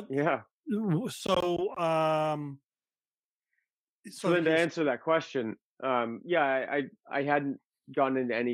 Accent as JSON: {"language": "English", "region": "Massachusetts", "country": "United States", "tie": "born there", "also_born_or_lived": "Arizona", "said": "Um, well, actually, I was born in Massachusetts. Oh, and then, uh, yeah, I, I moved from Mass out to Arizona"}